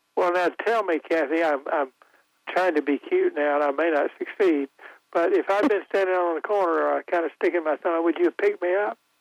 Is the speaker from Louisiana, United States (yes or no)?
no; Goldsboro, North Carolina, United States; I grew up in Goldsboro